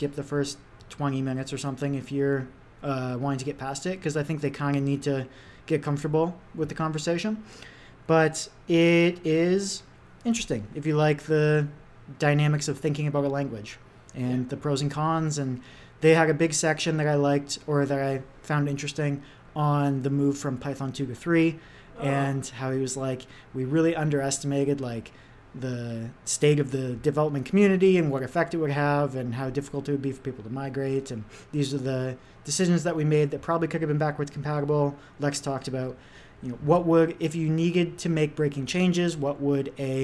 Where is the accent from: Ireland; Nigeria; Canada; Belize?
Canada; I'm just a Canadian guy